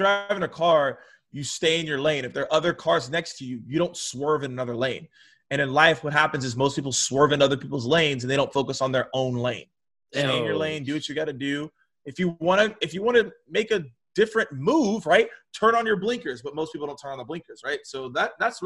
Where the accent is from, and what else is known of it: Atlanta, Georgia, United States; born or raised there